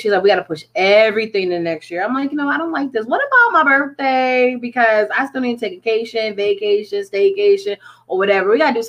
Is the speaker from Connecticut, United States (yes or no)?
yes; Connecticut, United States; I'm originally from Connecticut.